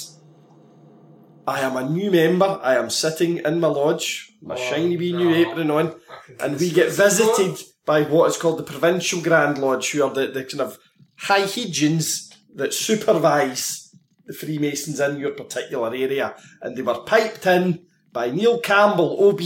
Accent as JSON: {"language": "English", "region": "Scotland", "country": "United Kingdom", "tie": "born or raised there", "said": "we had the nuclear submarine base in the town, so there was a big, heavy contingent of CND in my hometown"}